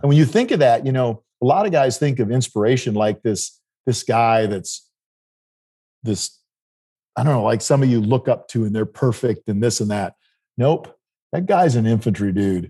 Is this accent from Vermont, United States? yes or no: no; South Dakota, United States; where I grew up in South Dakota